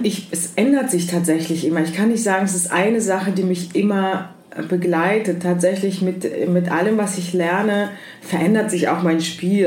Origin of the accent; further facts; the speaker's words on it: Heidelberg, Baden-Württemberg, Germany; also born or lived in Kyiv, Ukraine; now in Berlin, Germany; Ich bin in der Ukraine allerdings geboren. Als ich ähm, zehn Jahre alt war, ist meine Familie nach Deutschland ausgewandert, aus Kiew. Und dann bin ich größtenteils in Heidelberg aufgewachsen